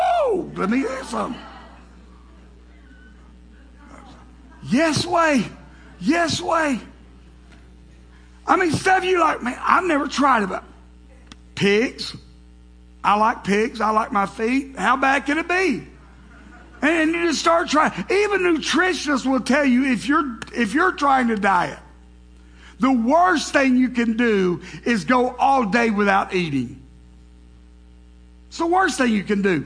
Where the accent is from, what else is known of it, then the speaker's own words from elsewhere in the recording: the South, United States; being from the South, growing up in the South, with brothers